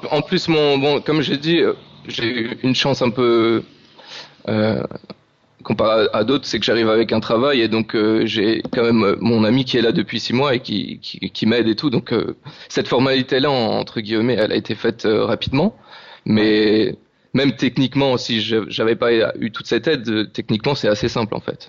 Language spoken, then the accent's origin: French; France; now in Madeira, Portugal; on est français